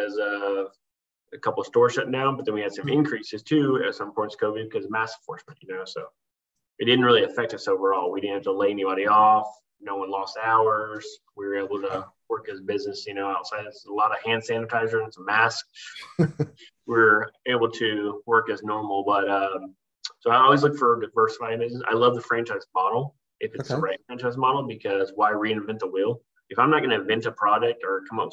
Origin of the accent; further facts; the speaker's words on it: Oklahoma, United States; moved away as an adult; I was born in Oklahoma. I say born in Oklahoma and raised it overseas, because I spent a lot of years overseas with the military.